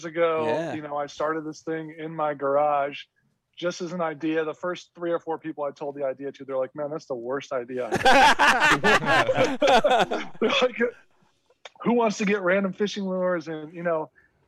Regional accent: Minnesota, United States; I grew up in Minnesota.

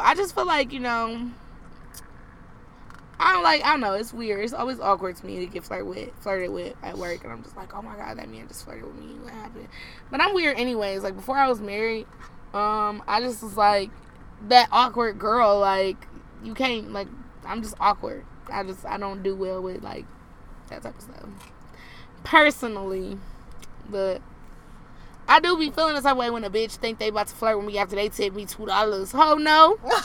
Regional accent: Detroit, Michigan, United States; I'm from Detroit

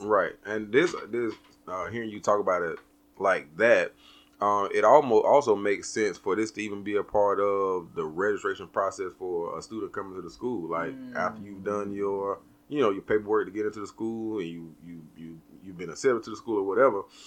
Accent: the South, United States; We're from the South

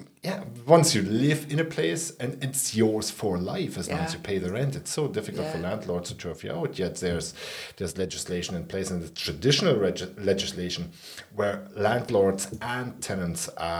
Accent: Ireland; I'm Irish, fair enough.

